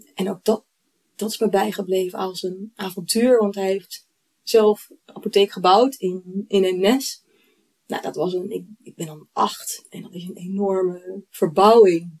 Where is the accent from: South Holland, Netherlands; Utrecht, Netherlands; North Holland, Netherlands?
Utrecht, Netherlands; Eemnes; ik kom uit Eemnes, in de polder